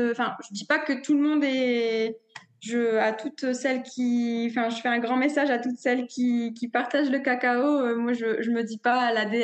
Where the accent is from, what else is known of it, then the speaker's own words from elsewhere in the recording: northern France, France; comme je disais, je suis originaire du nord de la France